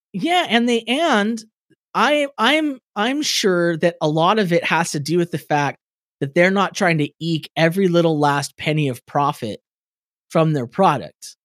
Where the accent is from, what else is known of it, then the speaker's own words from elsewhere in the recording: California, United States; I'm from California